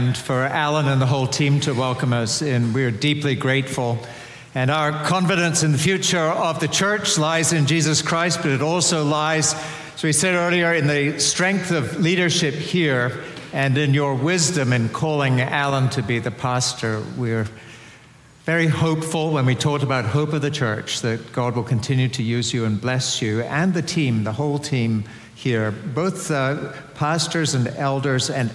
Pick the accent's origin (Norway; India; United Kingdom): United Kingdom; Edinburgh, Scotland; I come from Edinburgh, which is the best city in Scotland